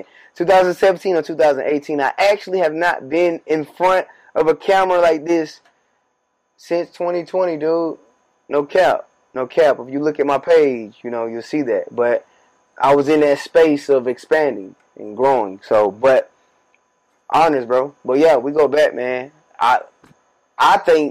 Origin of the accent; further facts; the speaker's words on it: Warner Robins, Georgia, United States; moved away as an adult; now in Atlanta, United States; We right now are at my childhood house. This is my family's crib. I grew up in this very space we're